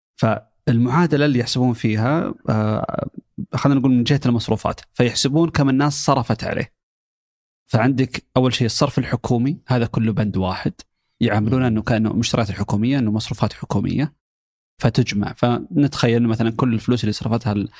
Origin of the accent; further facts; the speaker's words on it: Saudi Arabia; عندنا في السعوديه.